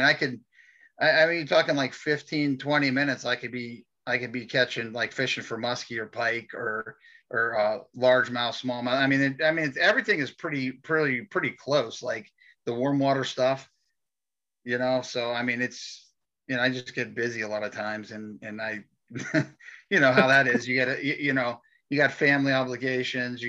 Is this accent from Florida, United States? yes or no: no; New Castle, Pennsylvania, United States; I'm from Newcastle, Pennsylvania